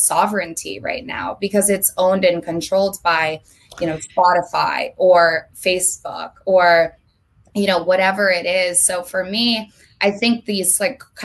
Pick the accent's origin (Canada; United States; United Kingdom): United States; Vermont; moved away as an adult; now in Los Angeles, United States; I'm from Vermont. I don't know if we touched on that, but I lived in Vermont my entire life up until 3 months ago when I moved to LA on April 1st.